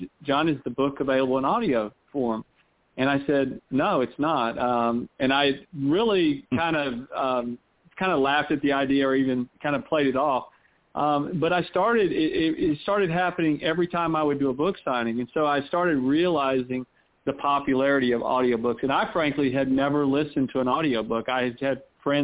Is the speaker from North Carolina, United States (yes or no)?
yes; North Carolina, United States; now in Columbus, United States; I'm from North Carolina.